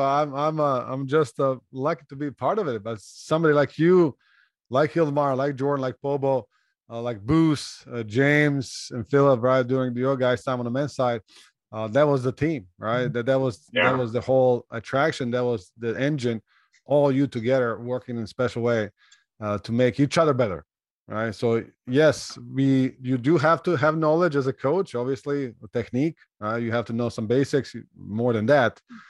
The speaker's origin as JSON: {"language": "English", "country": "Slovenia", "second_language": "English", "said": "I came from Europe, right? Slovenia, Croatia, our neighbors speaks almost the same language. Similar culture, right?"}